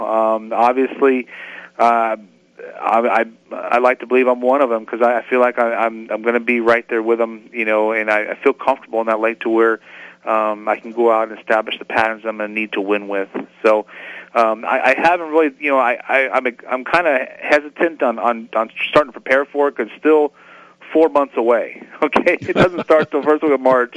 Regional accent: San Diego, California, United States; growing up in San Diego

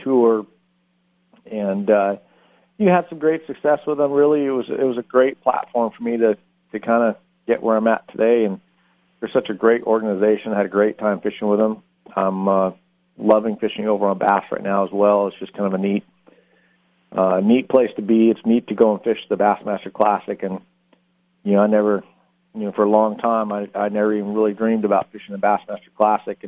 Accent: Redlands, California, United States; also born or lived in Newport Beach, California; I grew up in Redlands, which is Southern California. Born and raised there.

